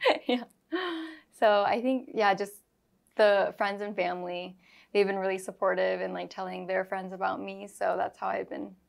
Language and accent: English; Granite Bay, California, United States; also born or lived in Bay Area, California; I was born and raised in Granite Bay, Roseville area